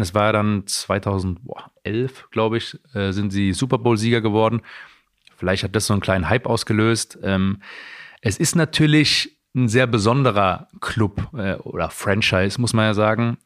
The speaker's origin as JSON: {"language": "German", "town": "Heidelberg", "region": "Baden-Württemberg", "country": "Germany", "tie": "born or raised there", "moved": "yes", "said": "wo ich aufgewachsen bin"}